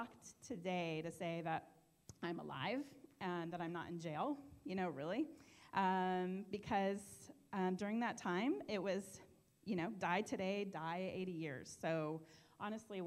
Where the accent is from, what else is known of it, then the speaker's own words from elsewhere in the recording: Bellevue, Washington, United States; I grew up in Bellevue, Washington, and my family of seven had everything